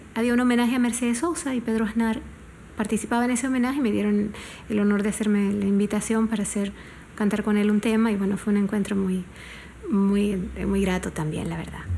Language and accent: Spanish; Panama; como una panameña